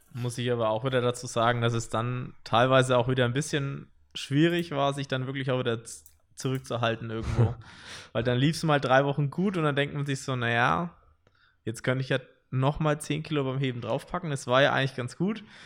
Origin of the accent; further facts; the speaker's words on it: Wilhelmsdorf, Bavaria, Germany; ich komme aus Wilhelmsdorf, sag ich mal, ein bisschen außerhalb von Nürnberg